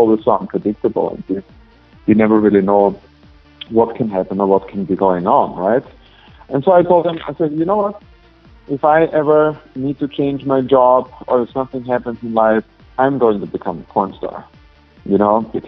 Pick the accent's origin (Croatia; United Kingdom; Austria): Austria; moved away as an adult; now in United States; I'm originally from Austria, but it's in Europe.